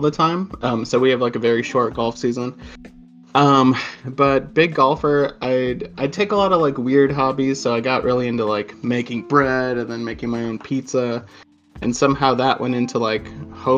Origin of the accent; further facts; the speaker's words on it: Sheboygan, Wisconsin, United States; moved away as an adult; now in Madison, United States; I'm from Sheboygan, Wisconsin. It's the freshwater surf capital of the world